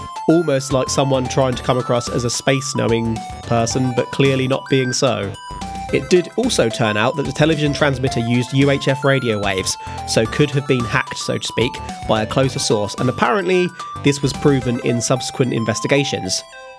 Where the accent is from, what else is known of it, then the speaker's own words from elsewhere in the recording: United Kingdom; we are British